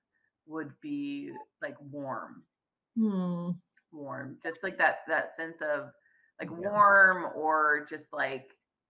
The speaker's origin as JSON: {"language": "English", "region": "Midwest", "country": "United States", "lives_now": "Fresno, United States", "said": "I was from the Midwest. I'm very proud to be from the Midwest"}